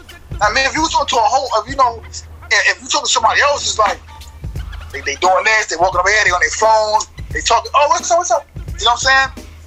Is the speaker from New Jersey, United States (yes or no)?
no; New York, United States; I'm from New York